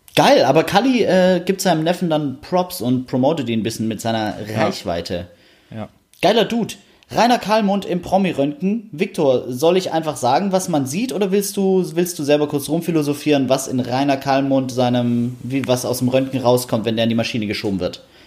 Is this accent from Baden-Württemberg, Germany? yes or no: yes; Stuttgart, Baden-Württemberg, Germany; ich bin ja Stuttgarter